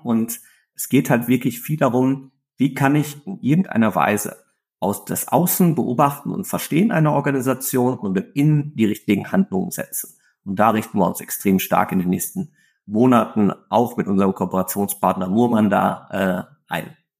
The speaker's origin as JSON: {"language": "German", "area": "Ruhr area", "region": "North Rhine-Westphalia", "country": "Germany", "said": "ich komme aus dem Ruhrgebiet"}